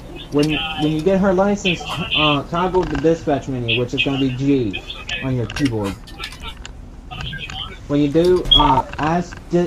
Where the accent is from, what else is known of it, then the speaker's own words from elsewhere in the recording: North Carolina, United States; a North Carolinian